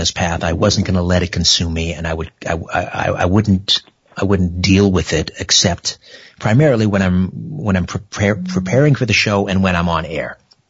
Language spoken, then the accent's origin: English; Brantford, Ontario, Canada; We're going to go to my hometown, Brantford, Ontario, on the beautiful Grand River.